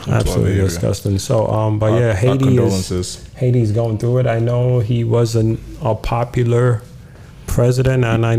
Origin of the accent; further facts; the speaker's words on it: Ghana; So shout out to the Nigerian people that push on the culture. As a Ghanaian man, I'm happy for you people.